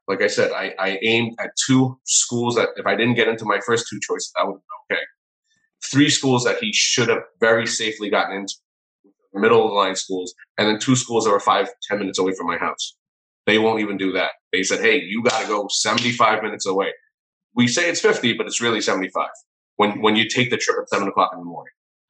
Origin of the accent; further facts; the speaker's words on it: New York City, New York, United States; Well, I mean, I grew up in New York City, and I'm a product of the public school system.